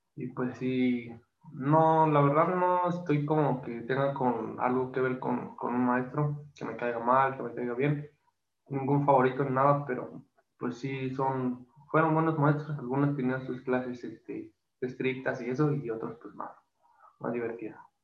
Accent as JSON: {"language": "Spanish", "town": "Toluca", "region": "State of Mexico", "country": "Mexico", "said": "como yo soy de Toluca"}